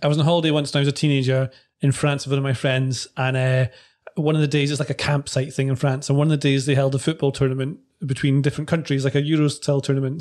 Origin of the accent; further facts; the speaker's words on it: Scotland, United Kingdom; when I grew up playing football in Scotland